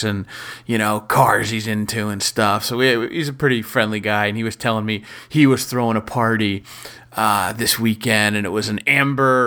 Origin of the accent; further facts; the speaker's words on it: Maryland, United States; my home state